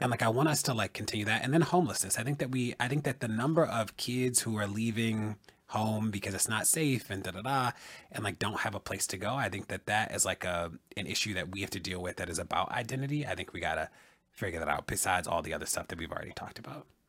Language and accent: English; Baltimore, Maryland, United States; a black gay kid growing up in Baltimore